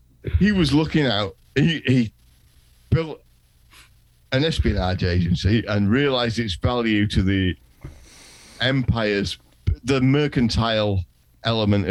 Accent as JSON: {"language": "English", "region": "England", "country": "United Kingdom", "said": "we're English"}